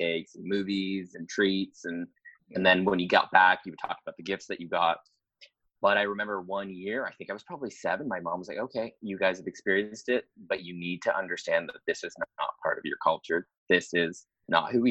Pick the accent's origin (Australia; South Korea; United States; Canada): Canada; Ottawa, Ontario; moved away as an adult; now in Toronto, Canada; I grew up 4 hours, like a 4-hour drive away from Toronto, which was Ottawa, the capital of Canada